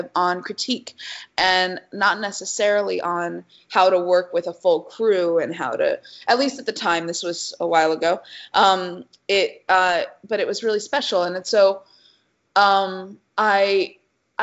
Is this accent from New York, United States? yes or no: no; Arizona, United States; moved away as an adult; also born or lived in Chicago; I come from Arizona